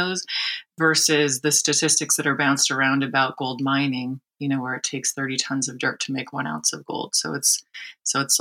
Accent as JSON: {"language": "English", "town": "Santa Barbara", "region": "California", "country": "United States", "tie": "born or raised there", "also_born_or_lived": "Humboldt State, California", "lives_now": "San Francisco, United States", "said": "I grew up in Santa Barbara"}